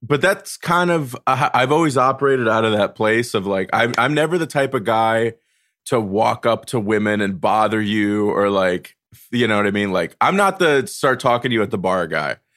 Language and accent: English; North Carolina, United States; moved away as an adult; now in New York, United States; I was raised in North Carolina, and then the week I turned eighteen, I moved to New York